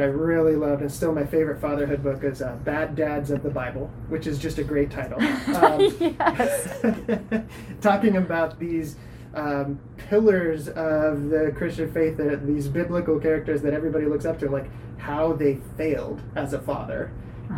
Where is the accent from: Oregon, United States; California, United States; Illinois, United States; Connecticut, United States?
Oregon, United States; I'm born and raised in Oregon